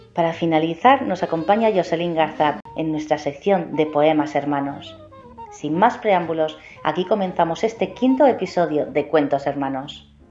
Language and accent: Spanish; Spain; de España